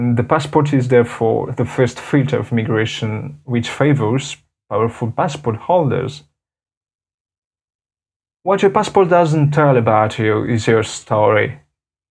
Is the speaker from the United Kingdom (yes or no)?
no; Madagascar; from Madagascar